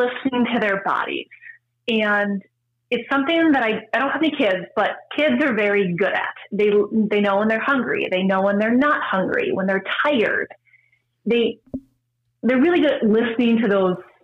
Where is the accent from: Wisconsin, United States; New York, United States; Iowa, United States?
Wisconsin, United States; also born or lived in Minnesota / Pennsylvania; now in California, United States; I'm from Wisconsin, and we both lived in Minnesota for many years